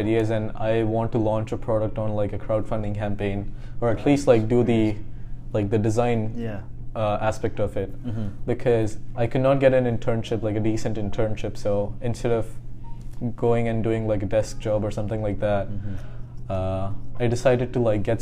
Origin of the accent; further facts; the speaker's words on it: India; now in California, United States; I'm from India